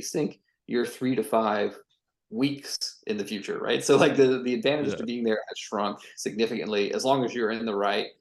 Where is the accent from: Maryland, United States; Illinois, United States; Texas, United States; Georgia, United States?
Georgia, United States; Atlanta; moved away as an adult; also born or lived in San Francisco; I actually moved back to where I grew up in Atlanta, Georgia.